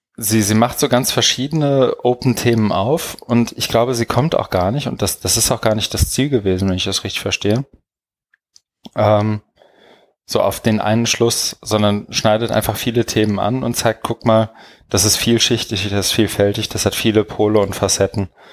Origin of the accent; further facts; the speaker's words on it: Germany; als Deutscher